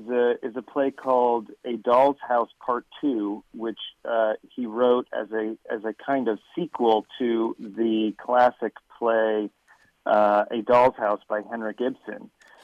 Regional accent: Southern California, United States; I grew up here in Southern California

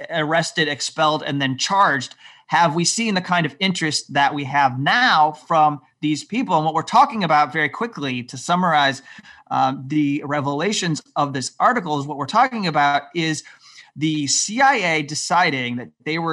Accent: United States; as an American

